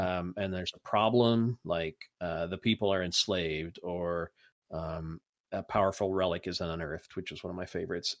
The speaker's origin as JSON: {"language": "English", "region": "Indiana", "country": "United States", "accent": "Hoosier", "said": "my Hoosier accent"}